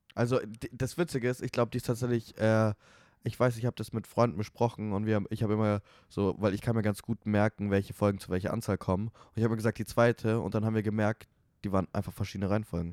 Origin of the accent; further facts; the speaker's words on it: Munich, Bavaria, Germany; moved away as an adult; now in Vienna, Austria; ich komme aus München